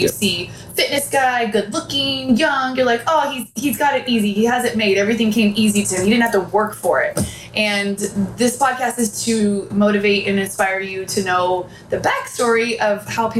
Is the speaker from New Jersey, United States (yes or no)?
no; San Diego, California, United States; growing up in San Diego